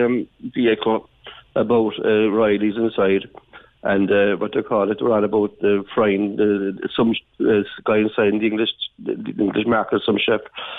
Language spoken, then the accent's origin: English; Ballincollig, Munster, Ireland; growing up in Ballincollig